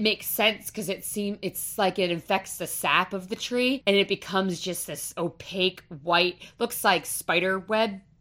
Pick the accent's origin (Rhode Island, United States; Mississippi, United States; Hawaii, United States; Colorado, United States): Rhode Island, United States; I am from Rhode Island, born and raised